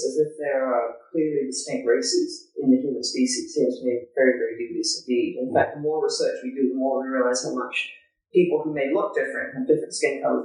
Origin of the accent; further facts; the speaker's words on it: Canada; when I grew up in Canada, we were such a nice, kind people.